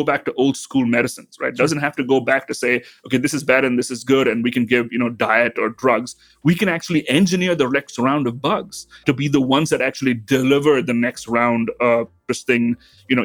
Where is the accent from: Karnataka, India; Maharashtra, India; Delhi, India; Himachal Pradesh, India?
Maharashtra, India; Mumbai; also born or lived in South India; now in St. Louis, United States; So I grew up in India. I grew up in then called Bombay, now Mumbai.